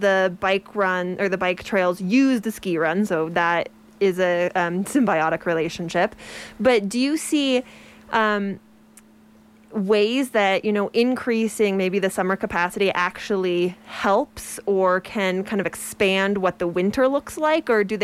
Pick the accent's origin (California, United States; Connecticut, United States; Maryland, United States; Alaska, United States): Alaska, United States; moved away; I'm from Alaska